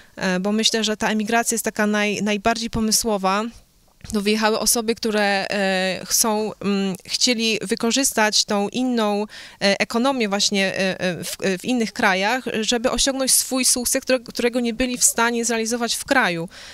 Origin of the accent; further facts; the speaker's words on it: Poland; moved away; ja jestem Polką. Ja urodziłam się w Polsce, e, wychowałam się